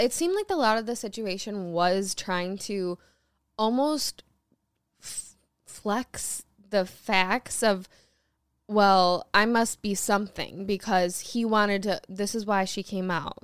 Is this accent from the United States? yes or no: yes; Michigan, United States; I was born in Michigan